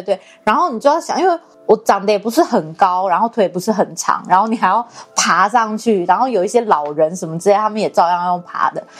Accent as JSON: {"language": "Chinese", "country": "Taiwan", "said": "那个计程车司机就问我们说：“你们哪里来的？”然后我们说：“我们台湾。”然后他说：“哦，台湾来的。”"}